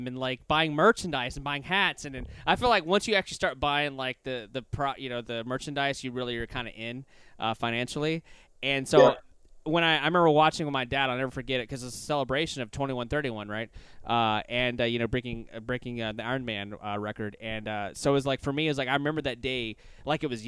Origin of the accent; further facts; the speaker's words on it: Baton Rouge, Louisiana, United States; I'm actually from Louisiana, born and raised in Baton Rouge, Louisiana